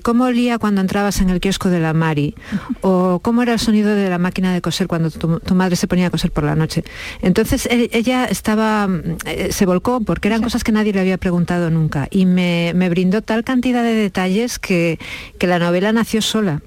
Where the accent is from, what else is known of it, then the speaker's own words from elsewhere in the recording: León, Castile and León, Spain; now in Ciudad Real, Spain; Yo vivo en Ciudad Real y mi madre en, León, somos de León